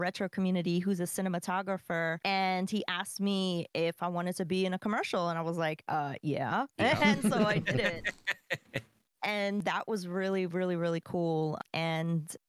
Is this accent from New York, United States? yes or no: yes; New York, United States; moved away; I'm from New York. I don't live in New York anymore, but I'm from there.